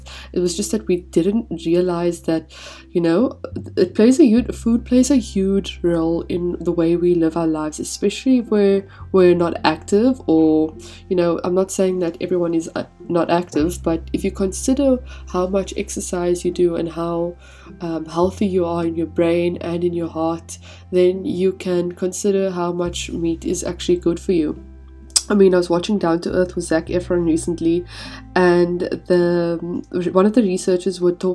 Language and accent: English; South Africa; moved away as an adult; we grew up in South Africa